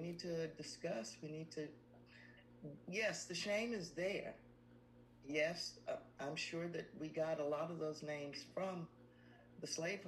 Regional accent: United States; we came to be here in America as mm-hmm. Americans

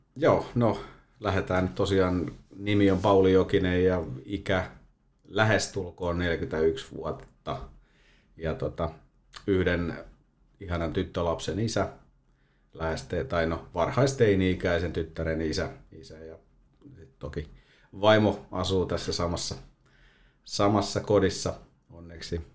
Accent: Toijala, Pirkanmaa, Finland; moved away as an adult; now in Valkeakoski, Finland; Mä oon Toijalasta. Toijalasta kotosi, että sieltä 12-vuotiaana siirtynyt sitten Valkeakoskelle jalkapallon pariin

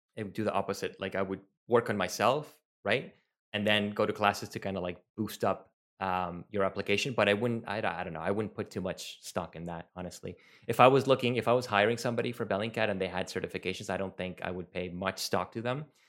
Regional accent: Venezuela; first language Spanish; English is a second language; I'm from Venezuela. My native language is Spanish.

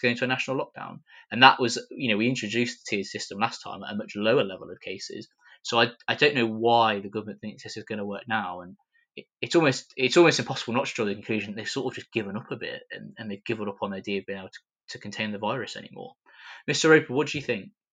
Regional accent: Coventry, West Midlands, United Kingdom; Coventry, my hometown

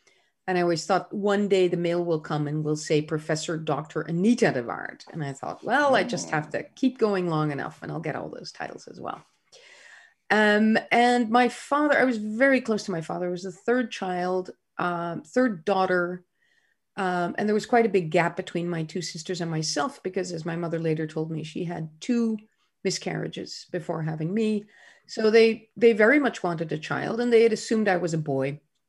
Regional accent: Groningen, Netherlands; born there; I was born in 1963 in Groningen in the Netherlands, a small university town in the north of the Netherlands.

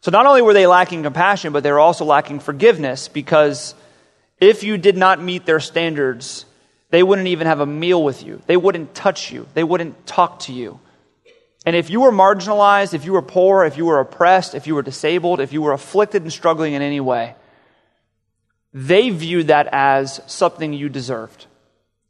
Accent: South Florida, United States; I'm from South Florida

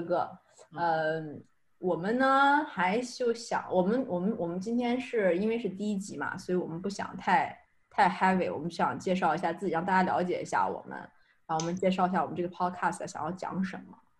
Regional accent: China; moved away as an adult; also born or lived in United Kingdom / France; now in Montreal, Canada; 我是呢，正儿八经土生土长的中国人，大学的时候也在中国学读的

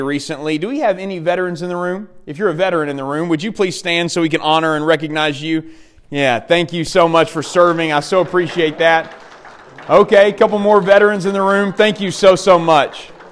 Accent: Dardanelle, Arkansas, United States; I grew up in Dardanelle, Arkansas. It just really, really helps me being a boy from Yale County.

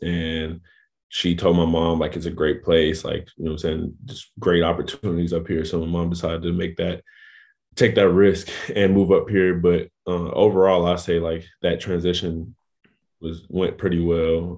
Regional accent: Raleigh-Durham area, North Carolina, United States; also born or lived in New Orleans, Louisiana; me and my family relocated to North Carolina, um, like the Raleigh, Durham area

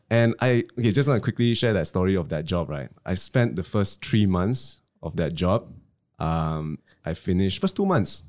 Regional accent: Klang, Selangor, Malaysia; I come from Klang

